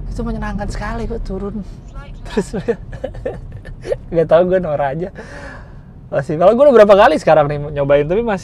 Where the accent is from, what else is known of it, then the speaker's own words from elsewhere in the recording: Jakarta, Indonesia; gue gue lahir dan besar di Jakarta cuma kuliah di Bandung sih tapi lahir besar di Jakarta